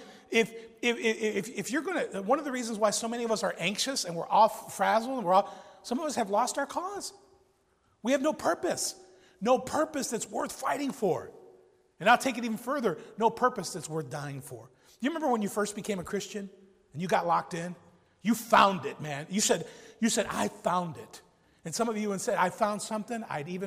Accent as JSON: {"language": "English", "town": "Chicago", "region": "Illinois", "country": "United States", "tie": "born or raised there", "said": "I grew up in South Chicago"}